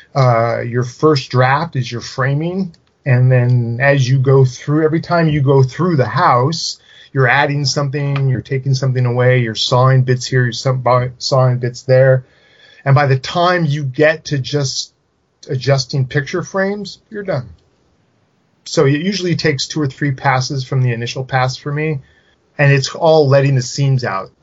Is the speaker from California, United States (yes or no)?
yes; Silicon Valley, California, United States; around where I grew up in Silicon Valley